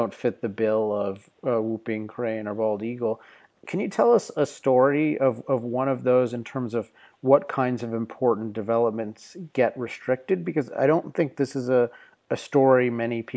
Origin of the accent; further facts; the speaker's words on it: Southern California, United States; I'm from Southern California, which, as you probably know, has a lot of traffic issues.